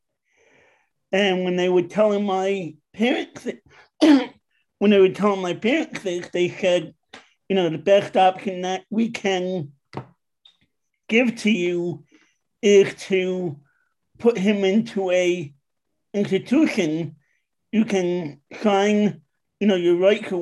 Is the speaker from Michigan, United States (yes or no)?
no; New York, United States; now in West Chester, Pennsylvania, United States; I'm from originally from New York, but I'm now living in Westchester, Pennsylvania